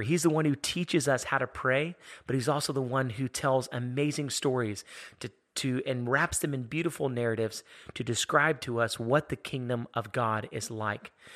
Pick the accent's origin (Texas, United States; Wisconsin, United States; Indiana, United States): Texas, United States; Houston; I'm from Houston, Texas